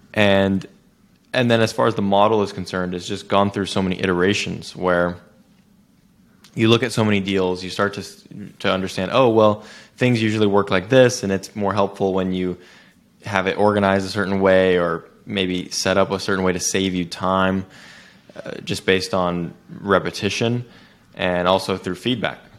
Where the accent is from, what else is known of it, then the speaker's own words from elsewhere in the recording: Silicon Valley, California, United States; my background is I grew up in Silicon Valley, California.